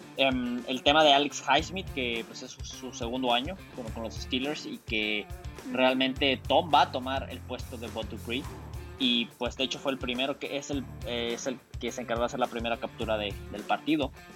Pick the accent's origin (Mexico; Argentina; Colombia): Mexico; como mexicanos